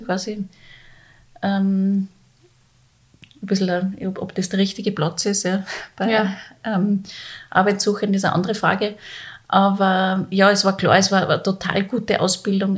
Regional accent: Salzburg, Austria; moved away as an adult; also born or lived in Vienna; ich bin gebürtige Salzburgerin

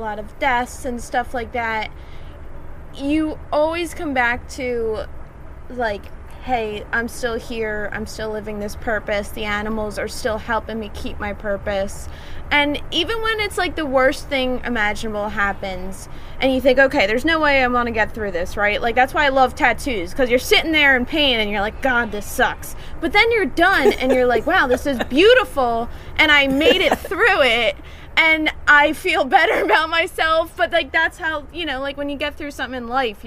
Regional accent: Delaware County, Pennsylvania, United States; we grew up here in Delco, so, you know, all our family's still here

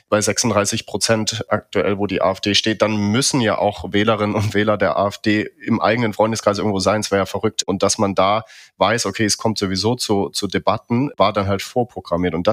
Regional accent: Dresden, Saxony, Germany; war ich noch in meiner Heimatstadt Dresden, bin dann weggegangen und bin dann irgendwie viele Jahre später wiedergekommen

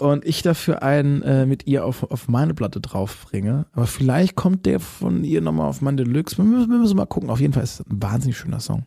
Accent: Baden-Württemberg, Germany; ich komme ja aus dem Badenerländle

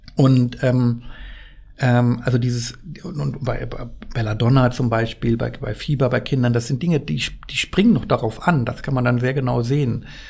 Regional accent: Worpswede, Lower Saxony, Germany; in meiner Heimat spielt, äh, im Teufelsmoor

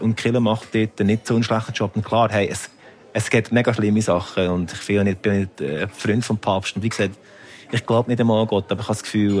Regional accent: Lucerne, Switzerland; ich bin natürlich in Luzern aufgewachsen, also im sehr Kanton katholisch

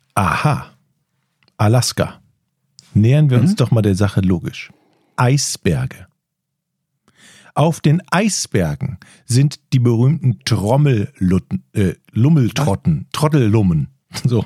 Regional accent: Rhineland, Germany; now in Northern Germany; weil ich ja aus dem Rheinland komme, wie man an meiner Sch-, meinem Dialekt eindeutig hört.

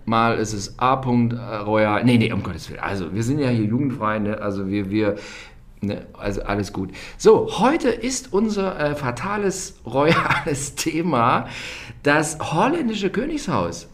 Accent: Germany; als Deutscher

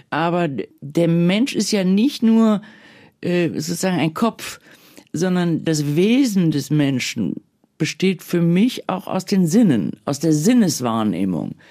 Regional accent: Bonn, North Rhine-Westphalia, Germany; Ich bin in Bonn groß geworden, im Rheinland. Das ist fröhlich katholisch.

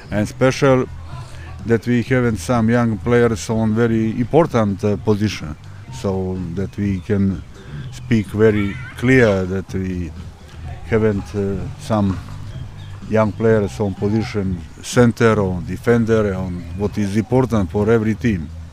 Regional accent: Montenegro; English is a second language; moved away; In country where I come from Montenegro example we are a small country, 650,000 people.

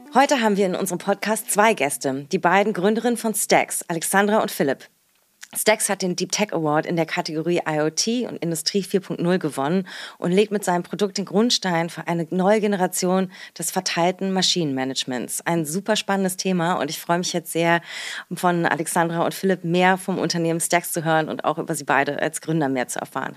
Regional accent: Berlin, Germany; meiner Heimat und unserer schönen Hauptstadt Berlin

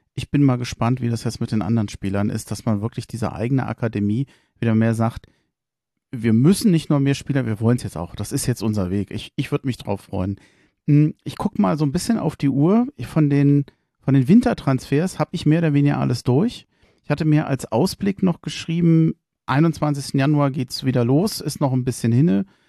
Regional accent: Berlin, Germany; als Berliner

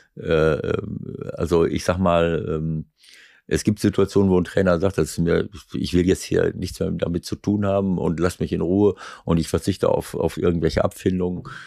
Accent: Schloß Holte-Stukenbrock, North Rhine-Westphalia, Germany; now in Hamburg, Germany; Heimatstadt, wo ich herkomme

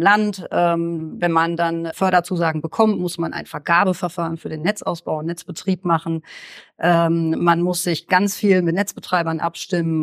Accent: Horn-Bad Meinberg, North Rhine-Westphalia, Germany; also born or lived in Steinheim; Geboren in Steinheim im Kreis Höxter, aufgewachsen in Hornbad Meinberg im Kreis Lippe.

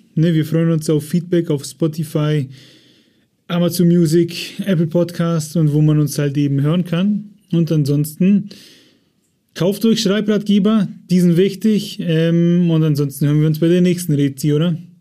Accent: Germany; bei uns in Deutschland

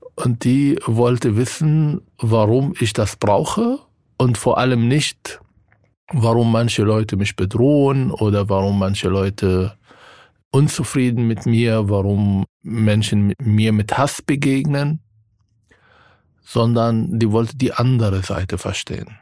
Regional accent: Israel; now in Germany; von meinem Heimatland

